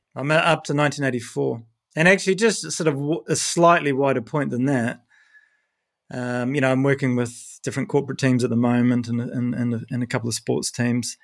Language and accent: English; New Zealand; moved away; I'm from New Zealand